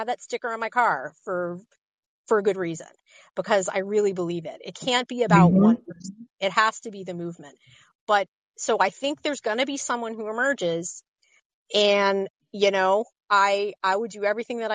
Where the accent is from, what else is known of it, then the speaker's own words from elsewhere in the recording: New York, United States; I grew up in New York